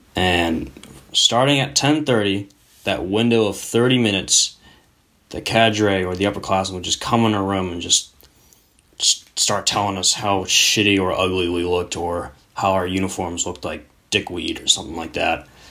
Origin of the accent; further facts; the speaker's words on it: United States; as a very patriotic Asian American